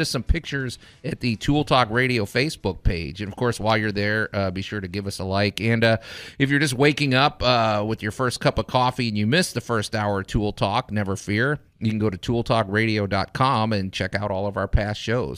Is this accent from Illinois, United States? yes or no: yes; Chicago, Illinois, United States; moved away as an adult; now in Memphis, United States; I grew up in Chicago